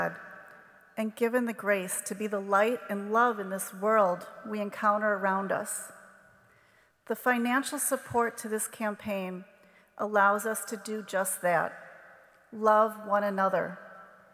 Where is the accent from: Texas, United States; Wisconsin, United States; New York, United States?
Wisconsin, United States; New Berlin; moved away as an adult; now in Sheboygan Falls, United States; I grew up in New Berlin, Wisconsin, and married the neighbor boy five houses down when I was just 21.